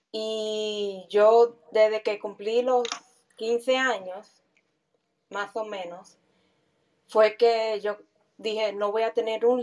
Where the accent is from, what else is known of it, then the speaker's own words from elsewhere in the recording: United States; Pero como yo vine de Estados Unidos, eh, me comenzaron a ver y a hablar conmigo y eso, y así comenzaron a progresar.